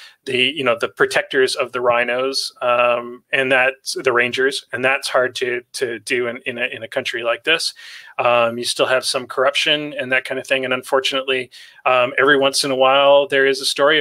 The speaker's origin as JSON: {"language": "English", "country": "Canada", "tie": "born or raised there", "said": "I grew up in Canada, where we wrestle bears daily"}